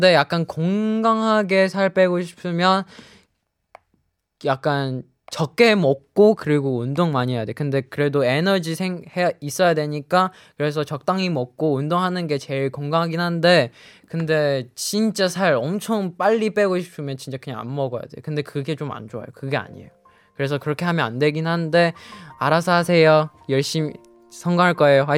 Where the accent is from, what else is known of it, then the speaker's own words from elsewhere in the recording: Shanghai, China; 我给大家隆重隆重隆重的公布一下，就是我的家乡上海。